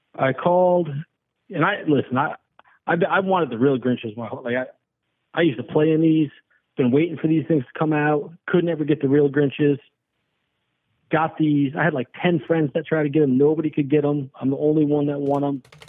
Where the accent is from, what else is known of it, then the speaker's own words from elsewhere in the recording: Chicago, Illinois, United States; moved away; also born or lived in Los Angeles; I'm actually from Chicago originally